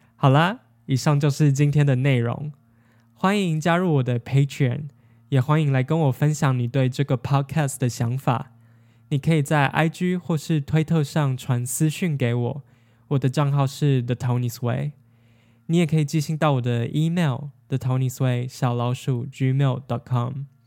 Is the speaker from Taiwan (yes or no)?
yes; Taiwan; 哦，对了，我们台湾人一般讲的韩国就是南韩